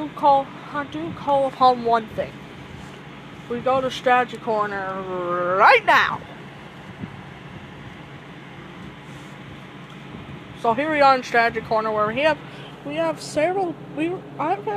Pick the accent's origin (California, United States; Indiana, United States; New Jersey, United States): Indiana, United States; I'm from Indiana